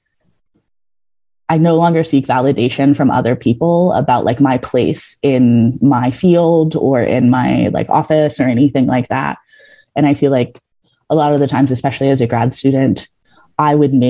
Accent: Georgia, United States; I grew up in Georgia, like in the South, and I very much grew up in one of those Southern households

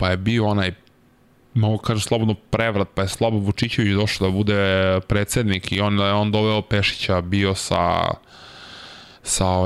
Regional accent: Serbia; Ali u nekim trenucima vidio sam neki ono kao Srbin, znaš, kao šta će on ovde

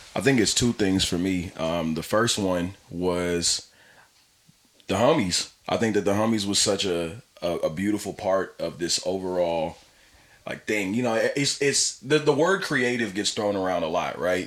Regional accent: Pasadena, California, United States; I'm not from LA, so I'm from Pasadena

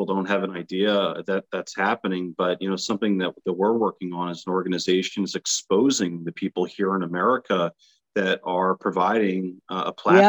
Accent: United States; me as an American

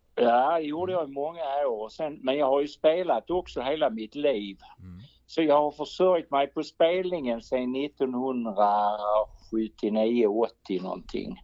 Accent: Bjäre Peninsula, Skåne, Sweden; accent: Scanian; also born or lived in Malmö / Eslöv; jag är född i Malmö, va? sen bodde jag i Eslöv några år, men ja. den första delen av mitt liv har jag bott här uppe i, eh, på Bjärehalvön

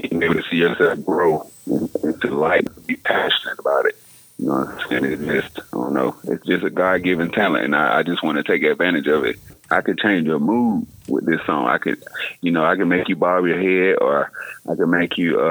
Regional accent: Hazlehurst, Georgia, United States; growing up in Hazelhurst, it's like, it's nothing but the streets

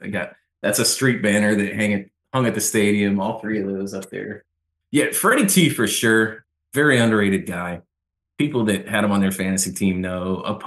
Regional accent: Boston, Massachusetts, United States; moved away as an adult; now in Jacksonville, United States; I just turned 48 last week. So I've been here about 24 years and I grew up in Boston. And I've spent about the same amount of time in both cities. I came down here to Jacksonville to go to college.

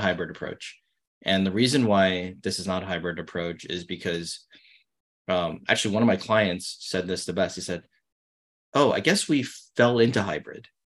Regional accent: New York City, New York, United States; I grew up in Brooklyn, not a lot of money

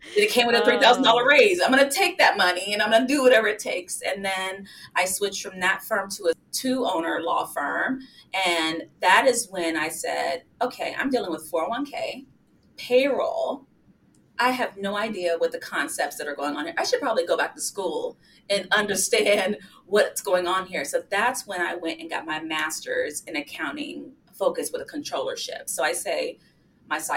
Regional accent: Las Vegas, Nevada, United States; moved away as an adult; now in Washington, D.C., United States; We grew up very poor in Las Vegas.

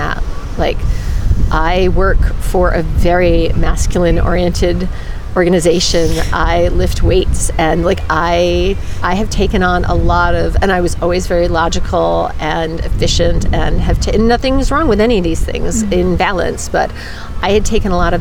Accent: New England, United States; now in California, United States; I grew up in New England, and New England's a good place to be from, but I don't live there now. So I live in California

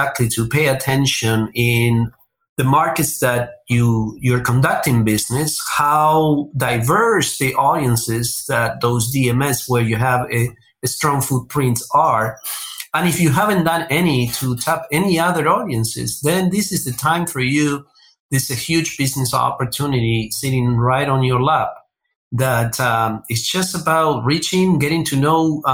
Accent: Buenos Aires, Argentina; moved away as an adult; now in United States; I was born and raised in Buenos Aires, Argentina

